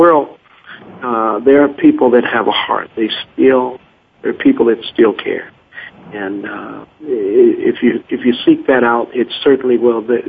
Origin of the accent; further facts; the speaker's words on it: Chicago, Illinois, United States; I'm from Chicago